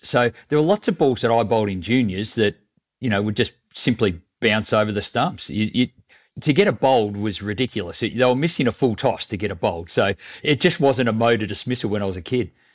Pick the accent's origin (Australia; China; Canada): Australia; Mornington, Victoria; also born or lived in Melbourne; where I grew up in Mornington